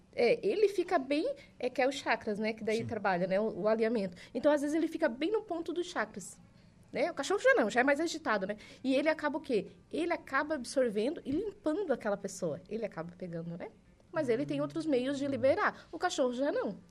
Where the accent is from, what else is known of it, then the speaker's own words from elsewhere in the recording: Araranguá, Santa Catarina, Brazil; moved away as an adult; now in Jaraguá do Sul, Brazil; eu sou natural de Araranguá